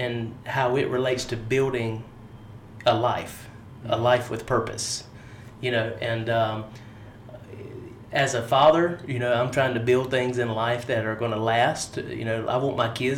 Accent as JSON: {"language": "English", "area": "Harnett County", "region": "North Carolina", "country": "United States", "said": "I am from Harnett County. Mm-hmm. I live 5 minutes down the road from where we are. Haven't been too much outside of North Carolina except to vacation"}